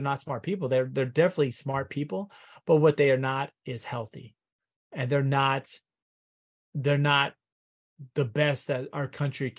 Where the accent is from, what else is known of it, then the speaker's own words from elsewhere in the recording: Texas, United States; we come from Texas, which is kind of fucking cool